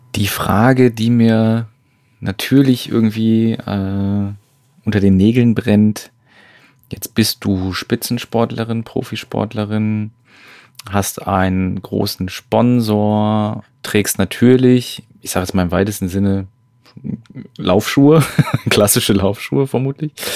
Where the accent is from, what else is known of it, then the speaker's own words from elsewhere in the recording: Switzerland; Das hätte ich jetzt auch als Schweizerin nicht